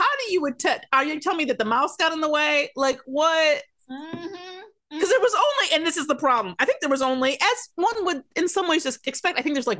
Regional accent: Detroit, Michigan, United States; I'm from Detroit.

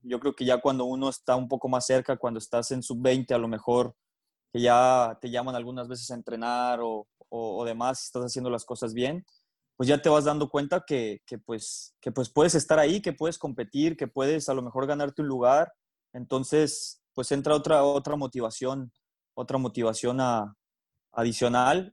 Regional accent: Mexico; nosotros como mexicanos

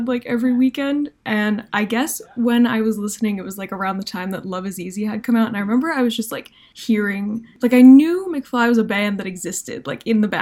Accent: New Jersey, United States; I am from New Jersey

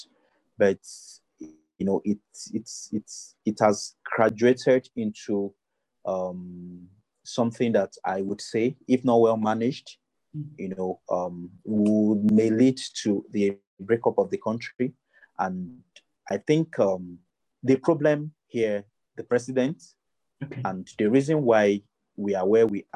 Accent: Ogugu, Kogi, Nigeria; my hometown in Ogugu

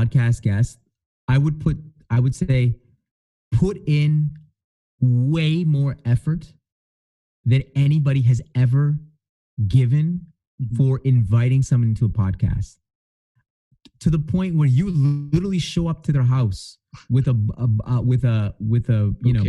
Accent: Edmonton, Alberta, Canada; I'm from Edmonton

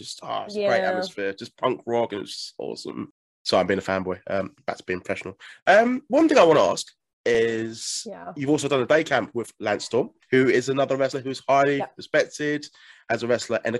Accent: England, United Kingdom; I'm obviously from England

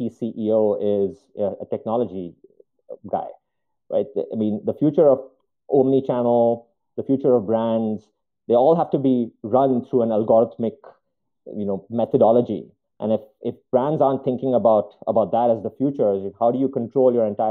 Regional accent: India; also born or lived in Chicago, United States; now in Spokane, United States; I'm from India originally, an immigrant into the country, into the US

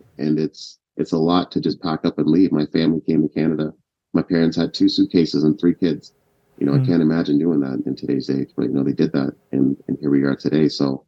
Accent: Kenya; born there; Yeah, so my family's Ugandan, but I was born in Kenya at the time

